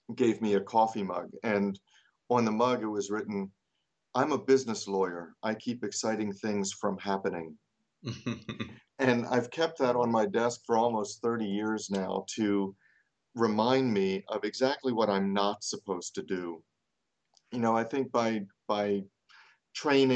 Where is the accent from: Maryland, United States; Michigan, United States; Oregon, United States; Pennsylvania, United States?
Maryland, United States; Baltimore; also born or lived in North Carolina; I am from Baltimore, Maryland